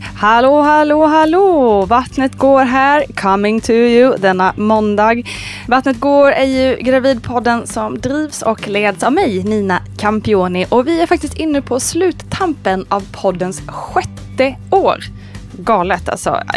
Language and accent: Swedish; Småland, Sweden; accent: Småland dialect; Jag kommer från Småland och den, den hörs allra mest när jag pratar med någon annan smålänning